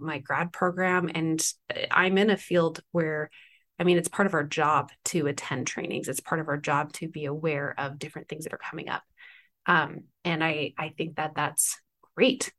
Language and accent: English; East Coast, United States; moved away; I grew up on the East Coast when I was younger, for the most part